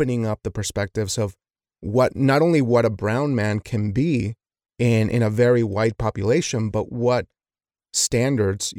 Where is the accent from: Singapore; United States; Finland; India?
United States; Wyoming; growing up in Wyoming